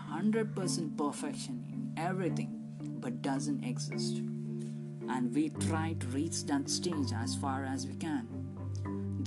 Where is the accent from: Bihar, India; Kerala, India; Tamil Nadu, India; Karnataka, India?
Karnataka, India; Mangalore; from Mangalore, India